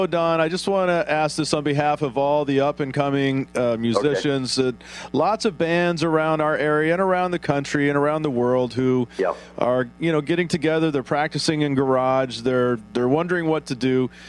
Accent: Texas, United States; moved away; also born or lived in Tacoma, Washington; I grew up in Texas

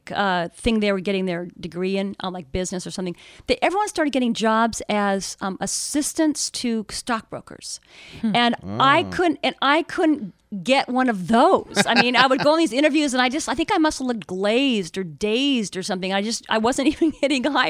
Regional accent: Seattle, Washington, United States; also born or lived in Kirkland / Magnolia; I born and raised all in the Seattle area

